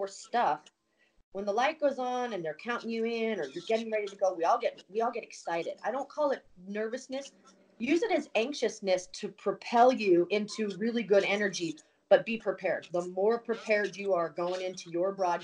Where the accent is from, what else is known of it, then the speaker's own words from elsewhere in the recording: Montana, United States; I grew up in Montana